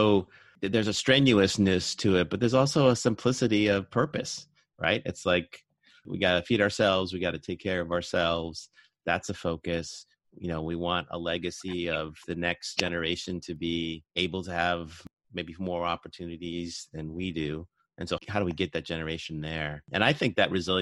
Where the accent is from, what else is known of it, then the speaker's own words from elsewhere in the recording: Boston, Massachusetts, United States; moved away; I'm from Boston, and my family lives there